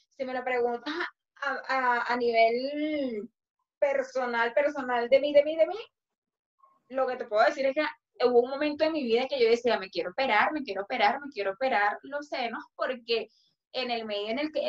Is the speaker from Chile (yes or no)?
no; Venezuela; porque yo soy, yo soy más venezolana que nadie.